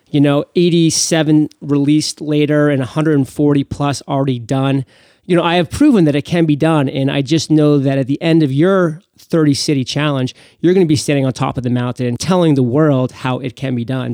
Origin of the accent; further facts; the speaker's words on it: Maine, United States; my home state of Maine